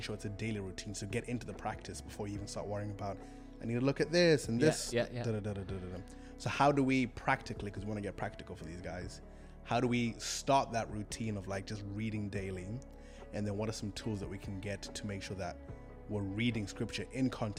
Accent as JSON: {"language": "English", "country": "Zimbabwe", "second_language": "English", "moved": "yes", "said": "I'm from Zimbabwe"}